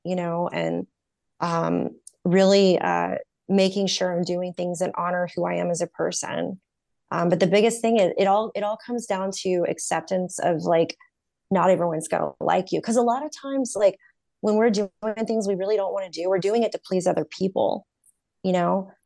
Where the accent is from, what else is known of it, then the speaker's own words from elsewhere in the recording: North Carolina, United States; moved away as an adult; now in California, United States; 'cause I'm from North Carolina